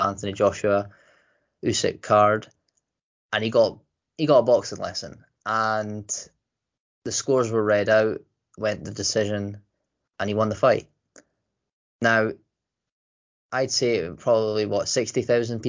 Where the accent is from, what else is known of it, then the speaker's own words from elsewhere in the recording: Scotland, United Kingdom; I'm Scottish